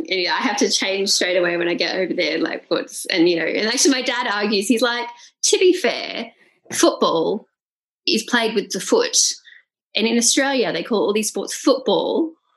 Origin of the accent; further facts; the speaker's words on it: England, United Kingdom; So I'm allowed to say that because I'm English blood.